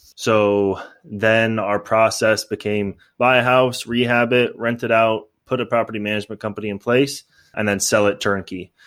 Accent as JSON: {"language": "English", "town": "San Mateo", "region": "California", "country": "United States", "tie": "born or raised there", "moved": "as an adult", "lives_now": "Los Angeles, United States", "said": "I grew up in San Mateo, and then now I live in Los Angeles"}